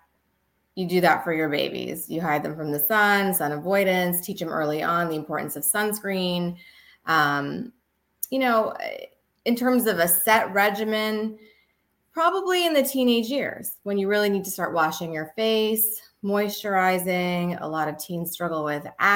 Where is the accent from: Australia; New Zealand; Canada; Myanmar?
Canada; also born or lived in Texas; now in New York, United States; I actually grew up in Canada.